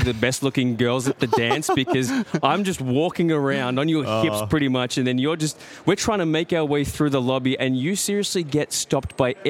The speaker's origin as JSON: {"language": "English", "town": "Melbourne", "region": "Victoria", "country": "Australia"}